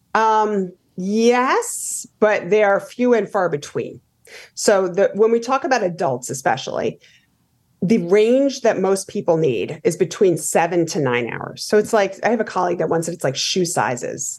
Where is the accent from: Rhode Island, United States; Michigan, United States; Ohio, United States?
Rhode Island, United States; I grew up in Rhode Island